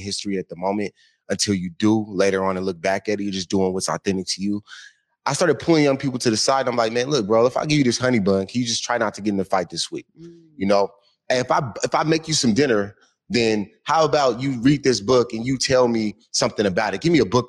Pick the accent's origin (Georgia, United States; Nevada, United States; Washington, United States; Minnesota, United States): Washington, United States; Seattle; also born or lived in San Antonio, Texas; Born in San Antonio, Texas, came out here when I was like 1 year old.